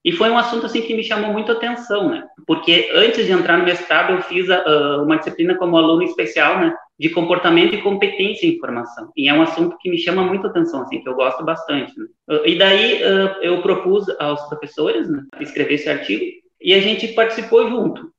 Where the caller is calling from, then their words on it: Rio Grande do Sul, Brazil; da Universidade Federal do Rio Grande do Sul, onde eu sou mestrando atualmente